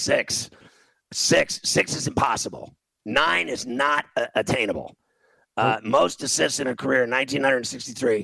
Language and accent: English; Indiana, United States; I'm from Indiana, and I went to Indiana University